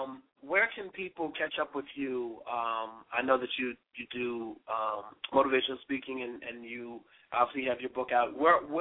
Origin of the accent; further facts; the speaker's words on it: Richmond, Virginia, United States; I'm from Richmond.